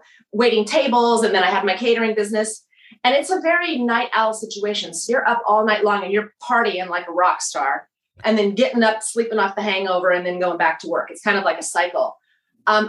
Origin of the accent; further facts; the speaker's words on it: Tucson, Arizona, United States; moved away as an adult; now in Katy, Texas, United States; I'm from Tucson, Arizona.